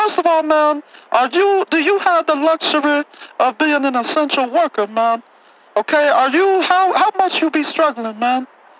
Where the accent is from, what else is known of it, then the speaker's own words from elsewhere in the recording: Cleveland, Ohio, United States; man, I'm from Cleveland.